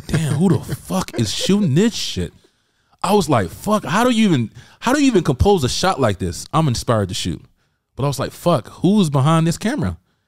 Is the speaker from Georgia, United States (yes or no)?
yes; Albany, Georgia, United States; accent: country accent; Because I had a little country accent. You know, I can say, I used to say, I'm from Georgia, Albany, Georgia.